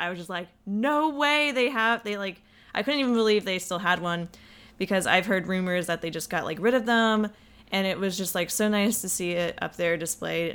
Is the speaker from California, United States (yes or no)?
no; Atlanta, Georgia, United States; we're from Atlanta